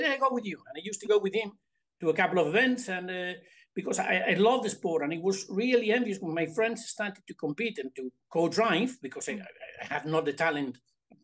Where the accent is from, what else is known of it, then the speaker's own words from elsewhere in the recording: A Coruña, Galicia, Spain; English is a second language; also born or lived in South of England; in my home area in Galicia, in the north west of Spain